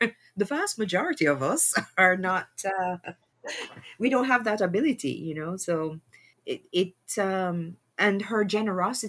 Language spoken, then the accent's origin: English; Jamaica; Growing up in Jamaica